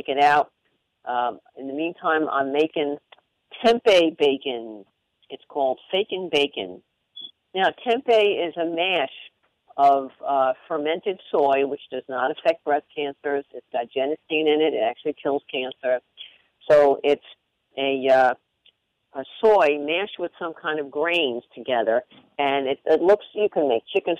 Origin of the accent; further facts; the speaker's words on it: Long Island, New York, United States; I'm Italian, and I grew up on Long Island